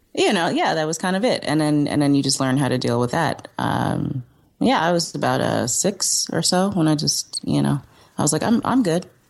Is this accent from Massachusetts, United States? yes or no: no; New York City, New York, United States; also born or lived in Cape Town, South Africa / Brooklyn; I was raised in Manhattan